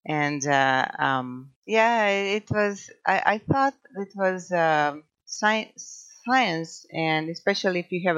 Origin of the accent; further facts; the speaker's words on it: Croatia; English is a second language; moved away as an adult; also born or lived in California; now in Coarsegold, United States; by now you figured out my accent. So I'm originally from Croatia.